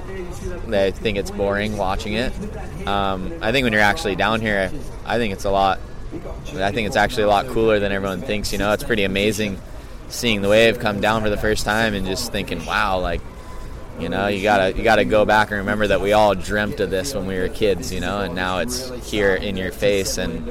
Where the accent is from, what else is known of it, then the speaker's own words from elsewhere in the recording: Hawaii, United States; I think that growing up in Hawaii and stuff, you kind of learn to be like a humble Haole who, like, you know, can't really think that you're great.